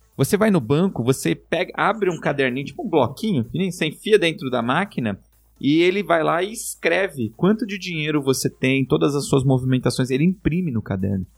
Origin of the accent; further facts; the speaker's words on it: Brazil; moved away; also born or lived in Japan; sou da Zona Leste